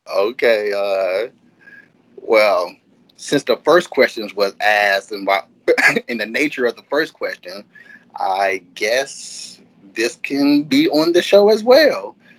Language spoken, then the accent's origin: English; Detroit, Michigan, United States; now in Southfield, United States; I am from Detroit, Michigan. Born and raised, I now reside in Southfield, which is across the street from Detroit